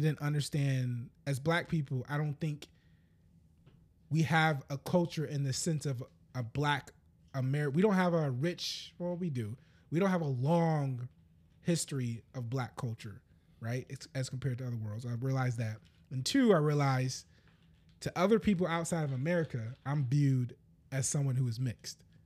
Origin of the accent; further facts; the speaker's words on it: United States; I'm American.